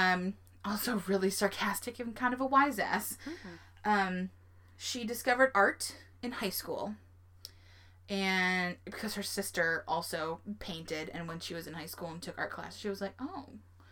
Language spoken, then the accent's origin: English; South Dakota, United States; I grew up in South Dakota and I know about flat and boring